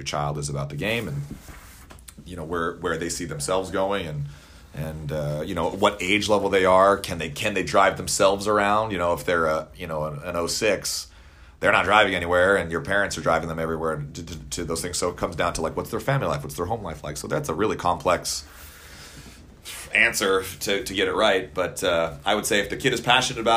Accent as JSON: {"language": "English", "town": "Littleton", "region": "Colorado", "country": "United States", "tie": "born or raised there", "also_born_or_lived": "Dallas, Texas", "moved": "yes", "said": "Grew up in Littleton, Colorado, and then moved to Dallas, Texas"}